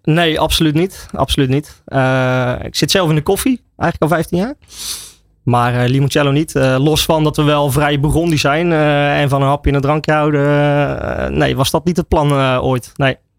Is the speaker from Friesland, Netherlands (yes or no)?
no; Oudewater, Utrecht, Netherlands; Ik kom dus uit Oude Water en wij hebben in Oude Water een gezegde.